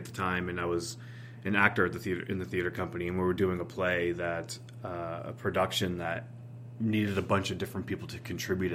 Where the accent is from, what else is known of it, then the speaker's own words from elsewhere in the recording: Keene, New Hampshire, United States; moved away as an adult; also born or lived in Nashua, New Hampshire; Keene, New Hampshire is my actual hometown